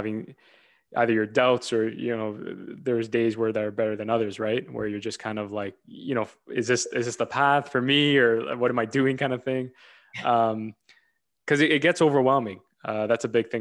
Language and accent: English; Toronto, Ontario, Canada; I'm from Toronto